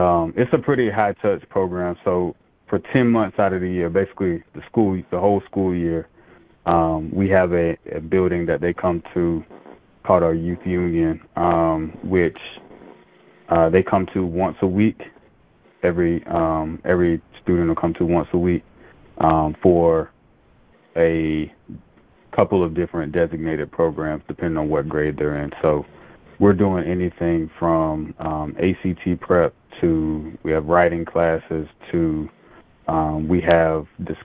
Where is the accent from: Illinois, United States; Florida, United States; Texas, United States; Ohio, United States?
Florida, United States; Lake City; also born or lived in Baton Rouge, Louisiana; now in Charlotte, United States; growing up in Lake City, so obviously Columbia High School